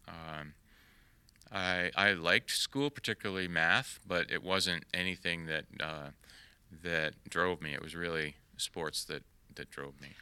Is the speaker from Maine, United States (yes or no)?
yes; York, Maine, United States; also born or lived in Salem, Massachusetts; now in Texas, United States; I was born in Salem, Massachusetts, but when I was a young boy, we moved to Maine and, and, uh, I spent all my formative years in, in York, Maine, so that's my, definitely my hometown.